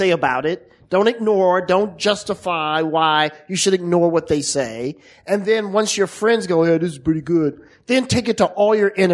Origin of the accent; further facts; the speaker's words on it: East St. Louis, Illinois, United States; I grew up in the Midwest in East St. Louis